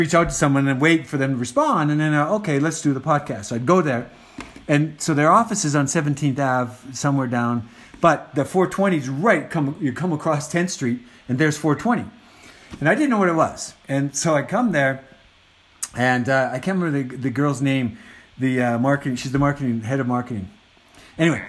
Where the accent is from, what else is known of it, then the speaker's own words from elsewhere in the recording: Calgary, Alberta, Canada; I grew up in Calgary